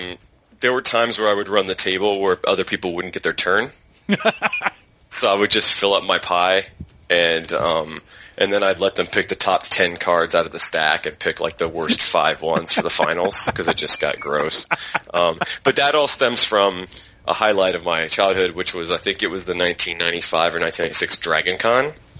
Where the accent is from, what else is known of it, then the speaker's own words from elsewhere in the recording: Atlanta, Georgia, United States; moved away as an adult; also born or lived in Los Angeles, California; now in San Francisco, United States; I'm from Atlanta. Went to high school and college there. Been in California for about 15 years. Was in Los Angeles for a long time.